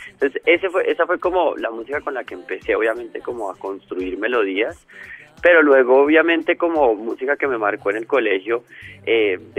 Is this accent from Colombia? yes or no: yes; Colombia; como ser humano que vive en este mundo, como colombiano, ¿no?